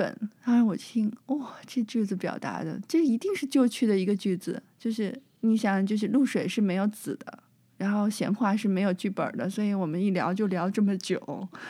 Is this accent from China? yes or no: yes; China; now in Taiwan; 我其实很小的时候，是十几岁的时候，我是在中国长大的嘛。